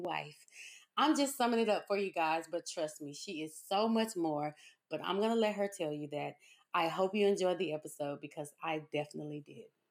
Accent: Pine Bluff, Arkansas, United States; moved away; Pine Bluff, Arkansas is where I was born and raised

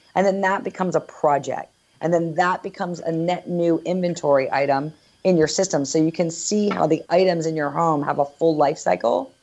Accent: East Coast, United States; now in Northern California, United States; I'm originally from the East Coast

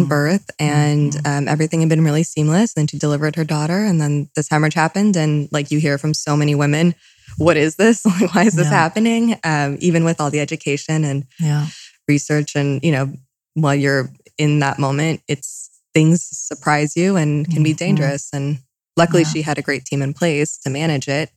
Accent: Malibu, California, United States; also born or lived in New York; I'm born and raised in Malibu. My family did move to New York when I was a child, and we did live there for several years. And my family continued to work between New York and LA, but primarily raised here

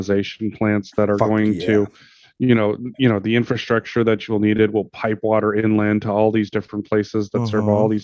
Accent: Montana, United States; growing up in Montana

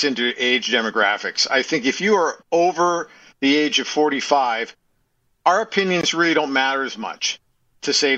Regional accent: Edmonton, Alberta, Canada; I grew up watching in Clark Stadium and the Knothole Gang for years and years and years

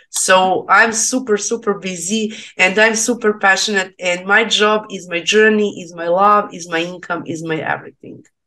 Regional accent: Serbia; English is a second language; I'm from Serbia

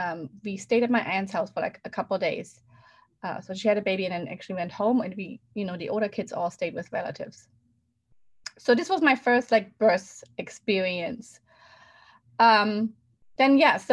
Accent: Germany; moved away; I grew up in Germany

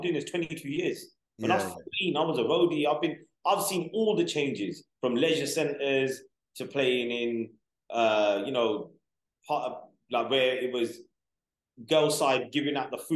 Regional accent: London, United Kingdom; I grew up in West London

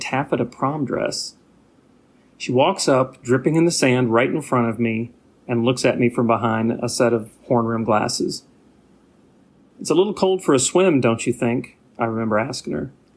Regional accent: Nashville, Tennessee, United States; moved away as an adult; now in Saint Paul, United States; I just left my hometown of Nashville to start my life over here in Saint Paul

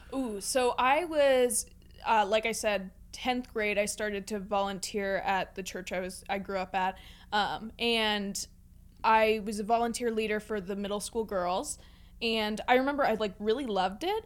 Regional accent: Pittsburgh, Pennsylvania, United States; I grew up in the North Hills area of Pittsburgh

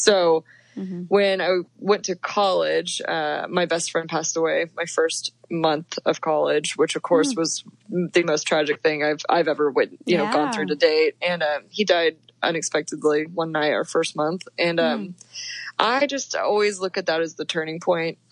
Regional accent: Dallas, Texas, United States; now in Colorado, United States; I grew up in Dallas, Texas

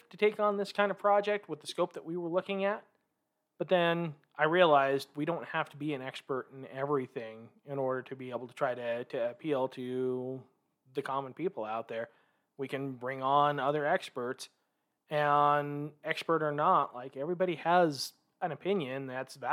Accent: Vancouver, Washington, United States; now in Salt Lake City, United States; I am originally from Vancouver, Washington. So the family decided to make what we call the mecca move here to Salt Lake City.

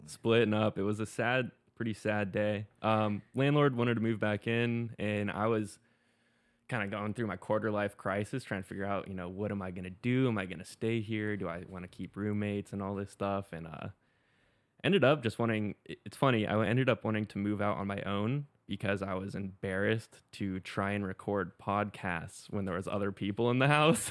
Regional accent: Pensacola Beach, Florida, United States; also born or lived in Colorado; now in Jacksonville Beach, United States; grew up in Florida. Um, started surfing when I was seven, same time I started skating. Unfortunately, I grew up in Pensacola Beach

